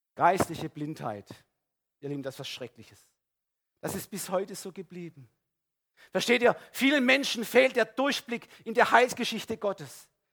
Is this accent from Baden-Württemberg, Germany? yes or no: yes; Baden-Württemberg, Germany; Bei uns in Ödesheim